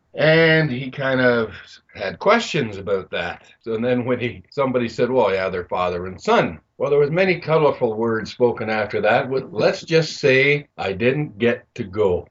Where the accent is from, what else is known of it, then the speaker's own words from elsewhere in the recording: Belleville, Ontario, Canada; moved away as an adult; I was moving away from my hometown of Belleville